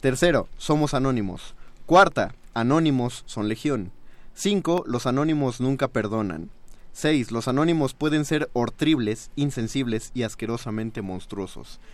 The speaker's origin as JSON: {"language": "Spanish", "country": "Mexico", "said": "los mexicanos somos excesivamente cálidos"}